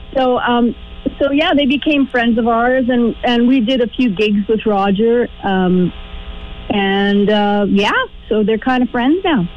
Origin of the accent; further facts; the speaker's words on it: Manitoba, Canada; I am a prairie girl and I'm from Manitoba